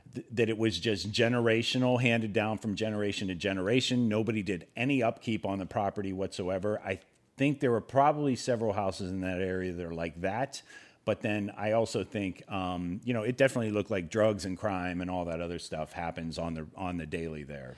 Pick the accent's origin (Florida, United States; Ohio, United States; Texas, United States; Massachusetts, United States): Ohio, United States; moved away; the scenery that I was accustomed to growing up in Ohio